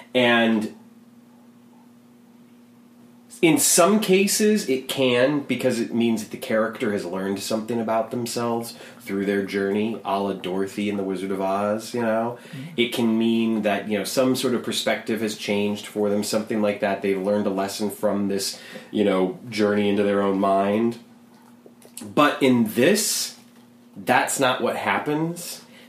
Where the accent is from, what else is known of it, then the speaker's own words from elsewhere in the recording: North Carolina, United States; I grew up in North Carolina.